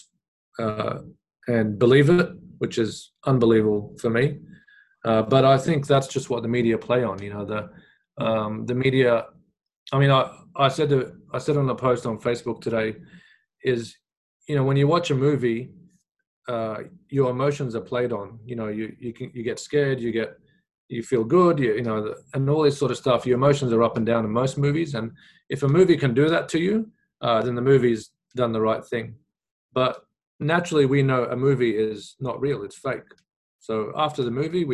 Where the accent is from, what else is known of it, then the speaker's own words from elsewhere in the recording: Australia; also born or lived in Iraq; even as kids growing up in Australia, we'd watch the news.